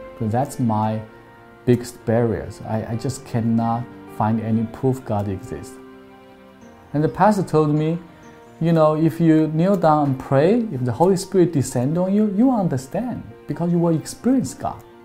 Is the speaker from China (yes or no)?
yes; China; moved away as an adult; now in Manhattan Beach, United States; I grew up in China